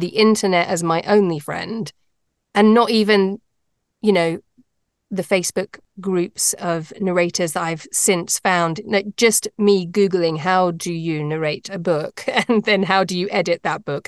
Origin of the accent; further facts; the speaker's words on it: United Kingdom; moved away as an adult; also born or lived in London; now in North America; I am British, but I live in North America. And I actually used to be a lawyer in England, in London